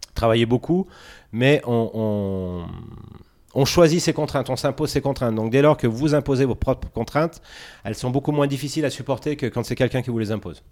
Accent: Grenoble, Auvergne-Rhône-Alpes, France; Je suis de Grenoble, oui. Ok. Né à la tronche comme une grosse, une grosse partie des Grenoblois

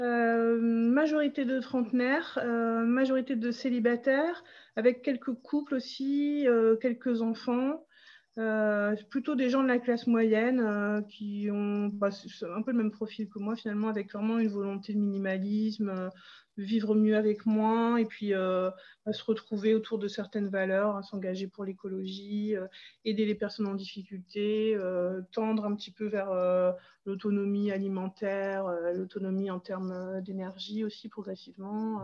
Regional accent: Pas-de-Calais, Hauts-de-France, France; now in Dunkirk, France; je suis originaire du Pas-de-Calais et je vis sur Dunkerque depuis une bonne vingtaine d'années maintenant.

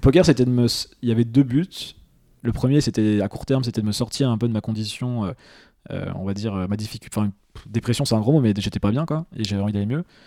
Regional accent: Nancy, Grand Est, France; je suis de Nancy

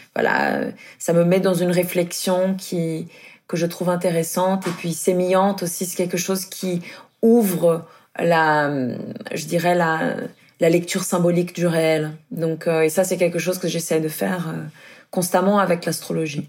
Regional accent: Brazil; moved away; je suis brésilienne

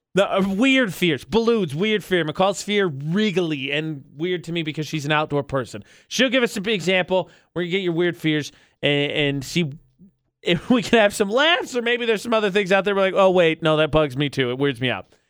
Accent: Midwest, United States; I'm from the Midwest.

